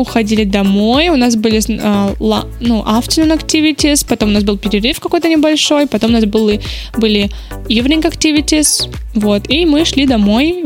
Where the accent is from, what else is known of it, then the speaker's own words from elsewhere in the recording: Ryazan, Ryazan Oblast, Russia; Я из Рязани